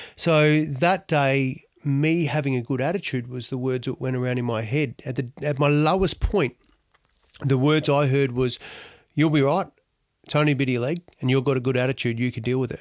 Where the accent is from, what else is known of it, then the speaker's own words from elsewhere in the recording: Australia; also born or lived in Donald; We ended up living in Tokemal. So Tokemal was my home